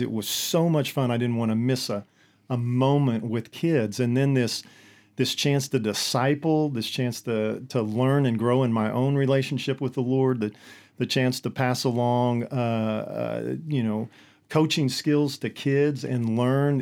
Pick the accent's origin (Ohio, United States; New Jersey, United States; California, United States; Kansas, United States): Kansas, United States; Hillsboro; born or raised there